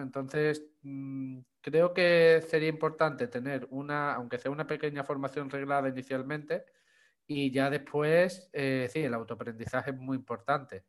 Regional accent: Chipiona, Andalusia, Spain; soy de, de Cádiz, aquí en España, de la provincia de Cádiz, de un pueblo que se llama Chipiona.

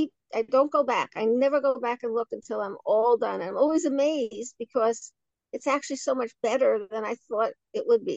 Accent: New York City, New York, United States; I was born in Williamsburg, Brooklyn

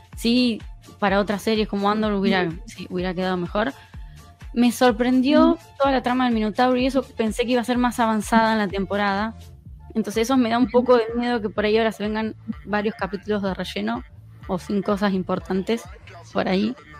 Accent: La Plata, Buenos Aires Province, Argentina; La Plata, que es donde soy yo, de Argentina

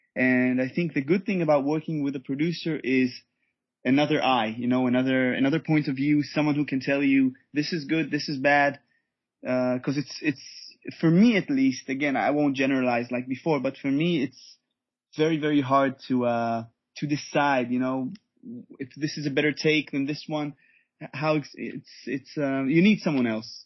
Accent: Israel; also born or lived in Germany; I was born and raised in Israel

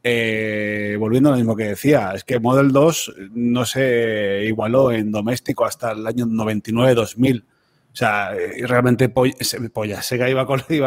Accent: Catalonia, Spain; somos jóvenes, pero somos catalanes

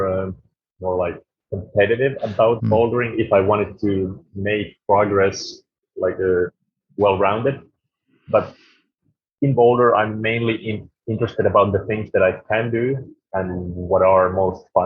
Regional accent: Jyväskylä, Central Finland, Finland; also born or lived in Norway; in my hometown, in Jyväskylä

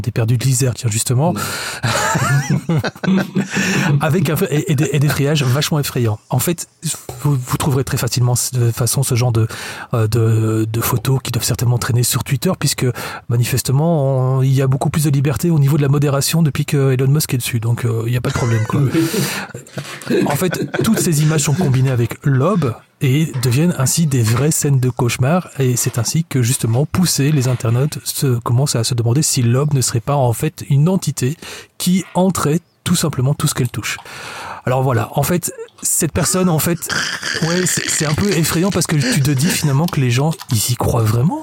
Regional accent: Belgium; also born or lived in Lustin, Belgium; je venais d'une autre région de la Belgique

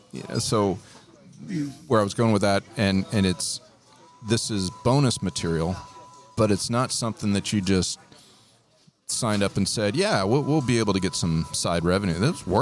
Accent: North Central Ohio, United States; growing up in North Central Ohio

